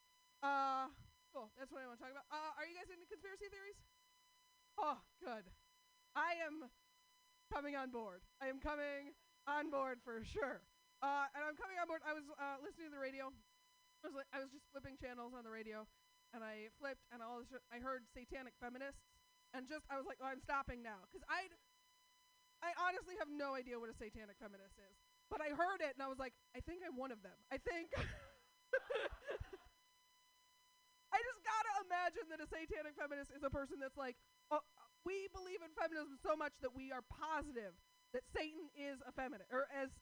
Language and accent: English; Portland, United States; I'm from Portland